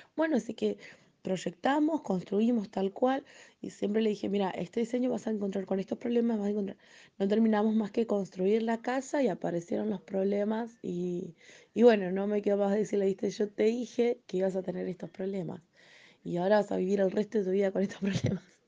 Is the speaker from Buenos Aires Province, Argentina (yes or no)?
yes; Necochea, Buenos Aires Province, Argentina; also born or lived in San Juan / Mar del Plata; soy argentina